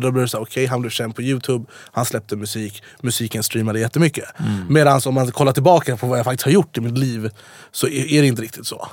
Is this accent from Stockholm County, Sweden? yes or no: yes; Jordbro, Stockholm County, Sweden; also born or lived in Farsta / Dubai; now in Stockholm, Sweden; Jag är uppvuxen i Jordbro, sen bodde jag i Farsta, sen på mm. Drottninggatan, sen i Dubai